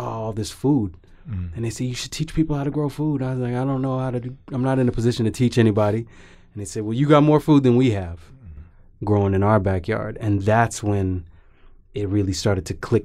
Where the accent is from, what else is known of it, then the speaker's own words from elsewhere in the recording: California, United States; now in Atlanta, United States; I was born and raised in California